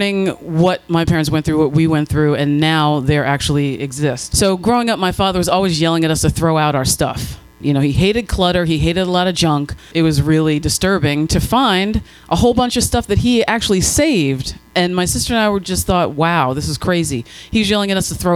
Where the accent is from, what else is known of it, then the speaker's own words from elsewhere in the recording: Allentown, Pennsylvania, United States; I grew up in Allentown, Pennsylvania